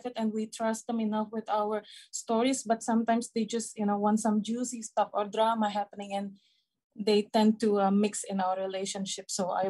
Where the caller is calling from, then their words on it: Indonesia; I'm calling from Indonesia.